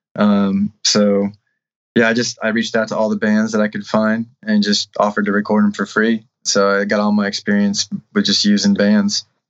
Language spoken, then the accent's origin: English; Shipshewana, Indiana, United States; I grew up in Shipshewana, Indiana